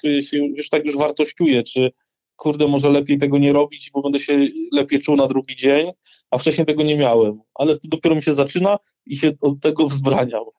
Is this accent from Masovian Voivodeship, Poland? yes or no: no; Rzeszów, Subcarpathian Voivodeship, Poland; born or raised there